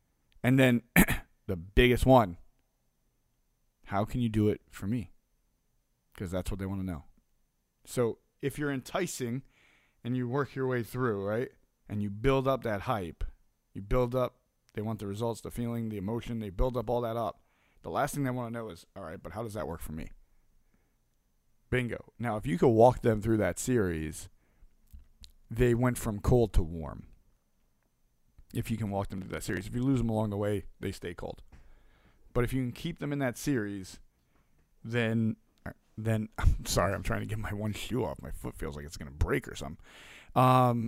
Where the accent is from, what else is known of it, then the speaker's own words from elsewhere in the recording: New York, United States; born there; now in Delaware, United States; I was born in New York to two of some of the craziest and most amazing people on earth. We moved a little bit all over, until I got older and plotted in Delaware in a snowstorm